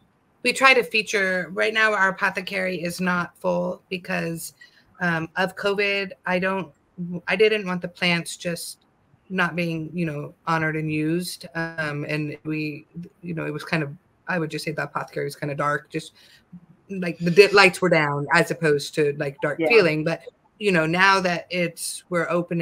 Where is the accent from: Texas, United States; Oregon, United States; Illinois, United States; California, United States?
California, United States; I grew up in California, so we have a different type of plant medicine